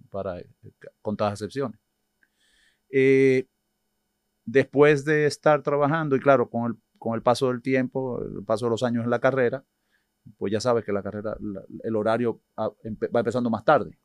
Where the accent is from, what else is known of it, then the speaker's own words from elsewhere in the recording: Dominican Republic; nacido y criado aquí en República Dominicana, aunque mis padres son inmigrantes españoles